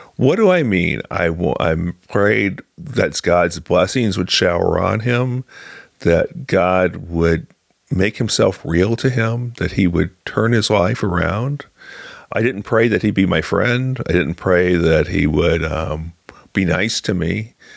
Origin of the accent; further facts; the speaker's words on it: Galesburg, Illinois, United States; now in Springfield, United States; my hometown of Galesburg. Uh, I grew up on a farm